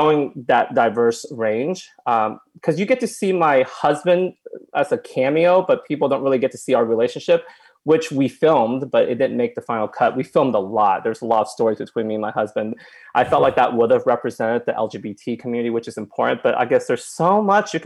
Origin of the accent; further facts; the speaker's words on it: Oklahoma, United States; I came from Oklahoma and my parents... own a restaurant